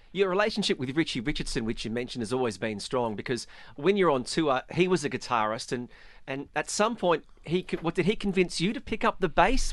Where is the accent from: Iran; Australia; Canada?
Australia; as an Australian, I'm very fortunate that I was a child of nineteen nineties cricket in Australia